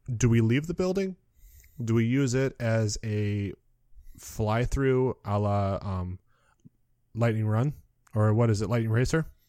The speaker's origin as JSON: {"language": "English", "town": "Muskegon", "region": "Michigan", "country": "United States", "said": "I'm from Muskegon, Michigan, so we had Michigan's Adventure"}